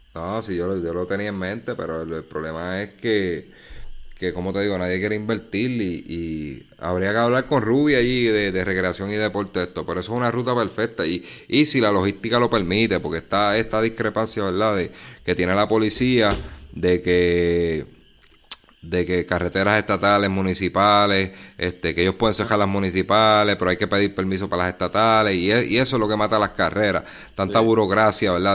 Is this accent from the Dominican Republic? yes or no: no; Puerto Rico; nosotros los puertorriqueños, unos por acá, otros por allá